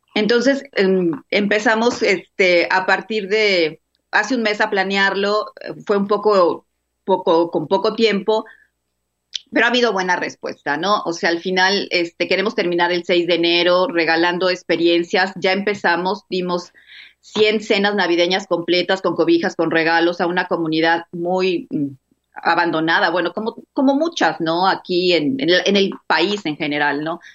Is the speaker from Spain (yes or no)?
no; Mexico; Yo no soy de Tijuana, soy de México, estoy ahorita en Tijuana.